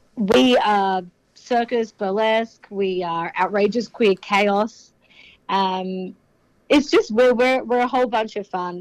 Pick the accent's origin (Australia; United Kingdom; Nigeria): Australia; Sydney, New South Wales; I'm from Sydney